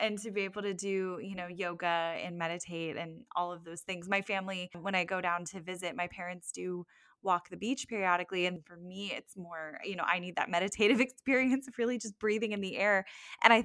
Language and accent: English; South Florida, United States; moved away; I'm originally from South Florida